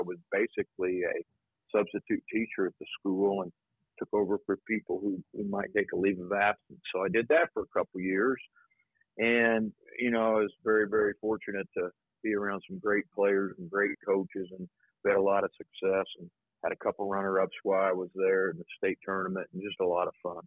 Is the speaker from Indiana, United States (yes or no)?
yes; Anderson, Indiana, United States; now in New Albany, United States; I grew up in Anderson, Indiana